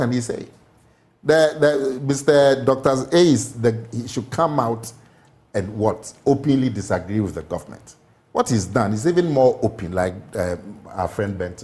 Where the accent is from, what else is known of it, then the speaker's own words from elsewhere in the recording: Ghana; I am a Ghanaian.